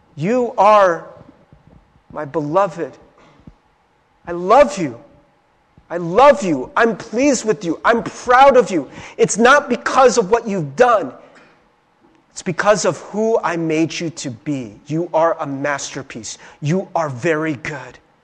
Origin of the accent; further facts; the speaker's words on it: Cincinnati, Ohio, United States; I grew up in Cincinnati, Ohio in, in a small town